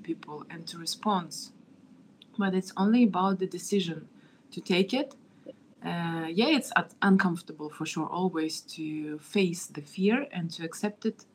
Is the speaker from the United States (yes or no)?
no; Kazakhstan; I was born in Kazakhstan